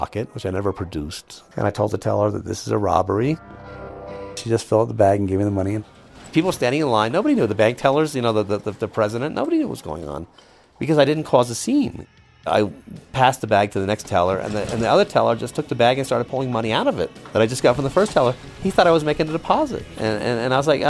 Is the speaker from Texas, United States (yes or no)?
no; New York City, New York, United States; moved away as an adult; also born or lived in California; I grew up in the Upper West Side of Manhattan.